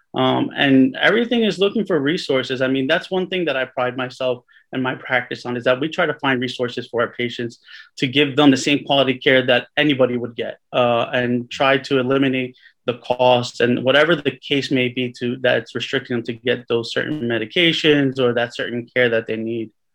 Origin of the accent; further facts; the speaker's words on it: Cliffside Park, New Jersey, United States; also born or lived in Hudson County, New Jersey; I was born in Hudson County, raised right outside of Hudson County in Cliffside Park